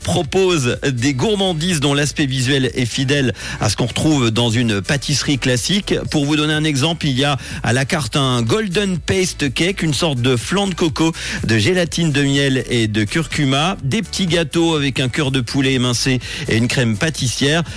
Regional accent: Switzerland; chez nous, en Suisse

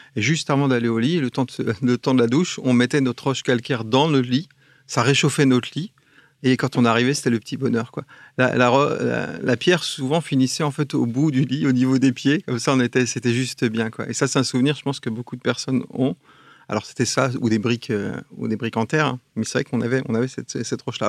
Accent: Alsace, Grand Est, France; je suis un Alsacien

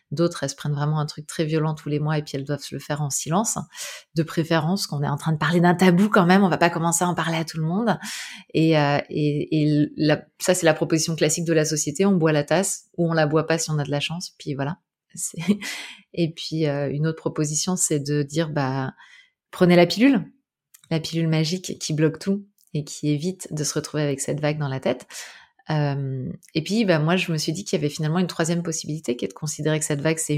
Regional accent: Brittany, France; je suis bretonne, donc euh, ça me rappelle l'océan.

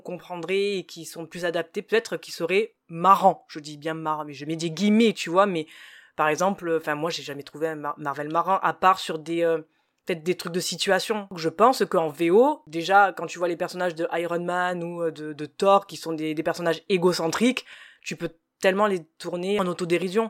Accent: France; en tant que français

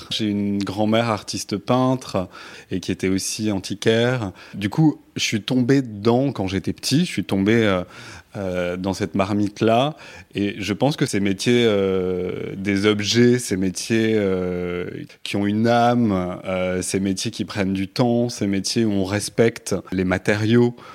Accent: Toulouse, Occitania, France; now in Paris, France; cette ville parce que je suis pas parisien peut-être

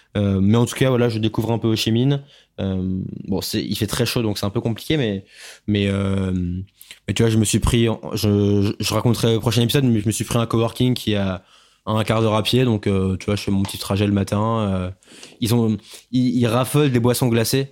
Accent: France; en tant que Français

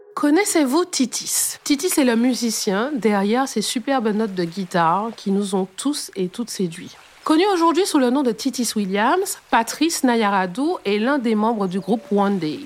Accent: Martinique; chez nous en Martinique

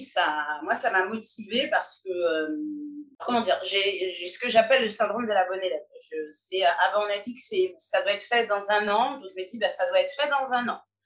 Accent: Paris, Île-de-France, France; je suis une Parisienne de 44 ans.

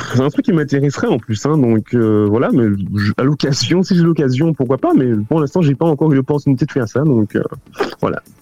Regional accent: Paris, Île-de-France, France; moved away as an adult; also born or lived in Canada / London / Hong Kong; je suis parisien et je, suis plus parisien que français

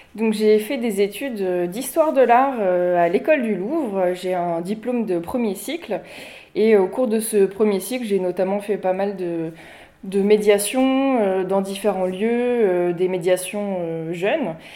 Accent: Huisseau-sur-Mauves, Centre-Val de Loire, France; also born or lived in Beaugency; je suis originaire euh, d'ici, je suis originaire de Huisseau. J'étais au lycée à Beaugency

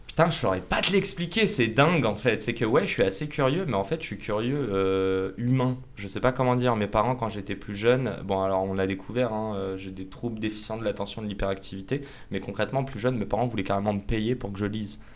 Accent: Paris, Île-de-France, France; also born or lived in Canada / Nice; on est près de la Tour Eiffel, dans les locaux de Salesforce. Et moi en fait j'ai grandi juste à côté

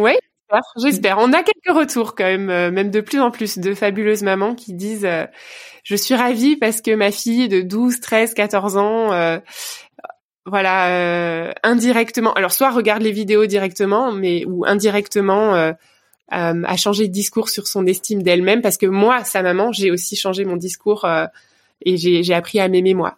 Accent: Vogelsheim, Grand Est, France; moved away as an adult; now in Bordeaux, France; En Alsace. Voilà, je suis, je suis une pure Alsacienne

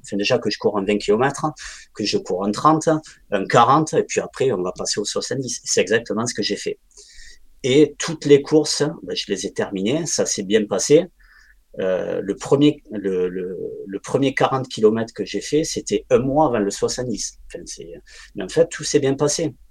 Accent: Ariège, Occitania, France; moved away as an adult; now in Voiron, France; j'habite à Voiron, j'ai grandi, j'ai grandi en Ariège

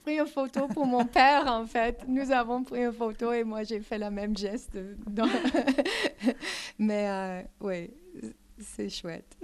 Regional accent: Canada; French is a second language; je suis canadienne de la nature

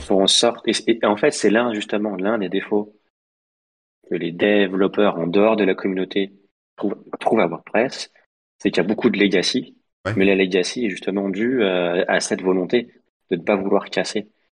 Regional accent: Lyon, Auvergne-Rhône-Alpes, France; 69 parce qu'on est lyonnais

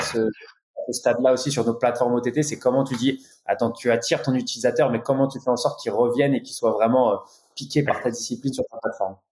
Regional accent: France; on est français

